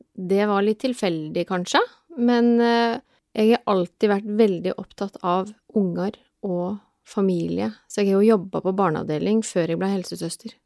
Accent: Telemark, Norway; now in Oslo, Norway; jeg er fra Telemark opprinnelig. Men jeg har bodd i Oslo siden 1996

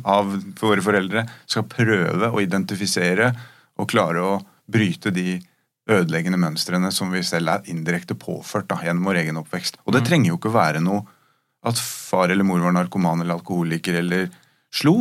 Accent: Rykkinn, Akershus, Norway; jeg vokste opp på Rykken

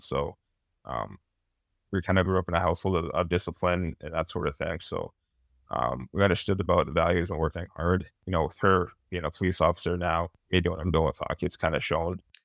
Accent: Massachusetts, United States; born or raised there

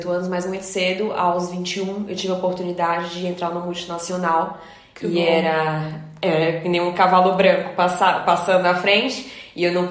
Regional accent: Fortaleza, Ceará, Brazil; moved away as an adult; now in Lisbon, Portugal; Vivo em Lisboa há cinco anos, essa cidade linda, solar, que eu amo demais. Venho de Fortaleza, no Brasil

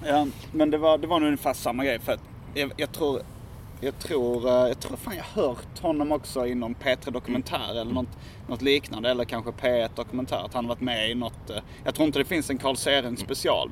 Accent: Hjärup, Skåne, Sweden; jag är ju uppvuxen i Hjärup som ligger i, låg då i Staffanstorps mm. kommun

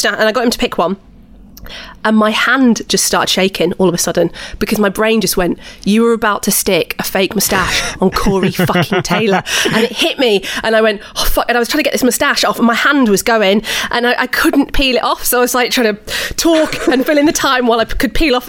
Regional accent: Huddersfield, Yorkshire and the Humber, United Kingdom; I'm from Huddersfield

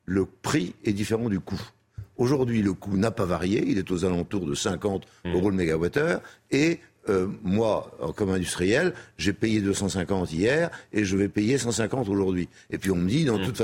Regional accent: France; je suis français, j'ai envie de rester.

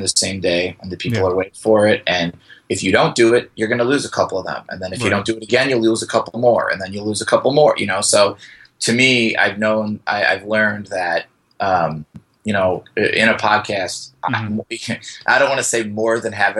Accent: northwest Indiana, United States; also born or lived in Los Angeles; now in Chicago, United States; originally I'm from Indiana, but it's like a suburb of Chicago. We're northwest Indiana.

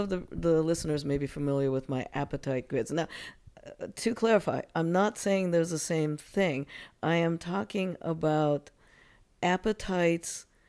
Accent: United States; You know, at any moment, I am Japanese American.

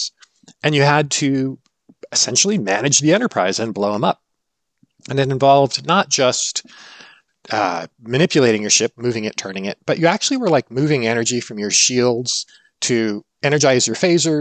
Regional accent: Berkeley, California, United States; I grew up in Berkeley 9 months out of the year

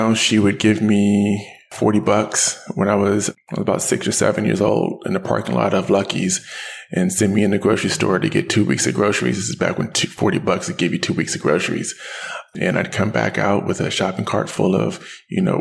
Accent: Richmond, California, United States; I am a Bay Area native, but a true native. My family's been here for, goodness, about 100 years now. We've been in the Bay Area. I grew up in Richmond

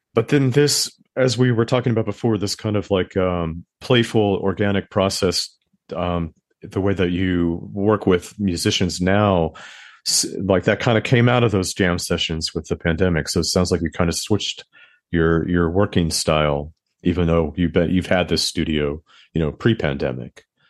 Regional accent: Southern California, United States; now in New York, United States; I live in New York and, and, but I'm from the West Coast.

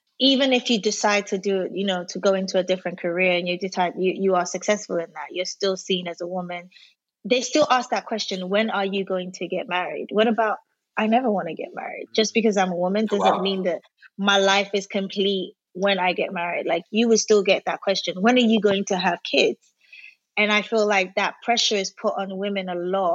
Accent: London, United Kingdom; also born or lived in Nigeria; I was born in Nigeria, but I did my secondary school at my university in London. So I spent most of my growing up or formative years in London.

